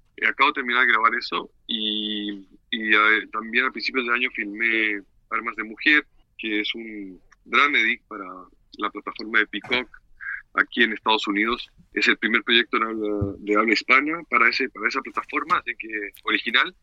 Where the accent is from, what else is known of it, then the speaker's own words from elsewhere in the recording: Viña del Mar, Valparaíso, Chile; moved away as an adult; now in Mexico; yo nací en el Valparaíso, en la quinta región